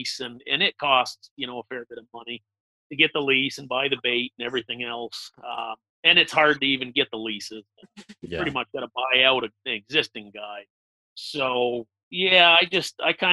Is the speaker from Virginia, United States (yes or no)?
no; Western Massachusetts, United States; I grew up in Western Massachusetts, right up in the corner near Vermont, New York